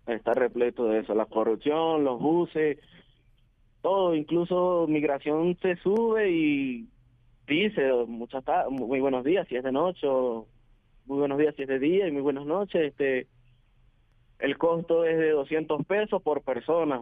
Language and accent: Spanish; Venezuela; moved away as an adult; decidí salir de mi país hace aproximadamente tres meses